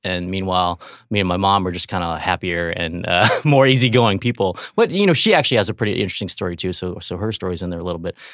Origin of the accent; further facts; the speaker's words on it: Riverside, California, United States; I grew up in Riverside, uh, California, which is an hour and a half from L